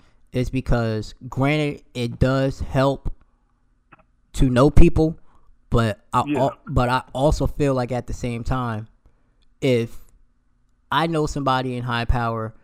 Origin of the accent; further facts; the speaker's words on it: New Jersey, United States; also born or lived in Philadelphia; I'm from South Jersey, but I rep Philly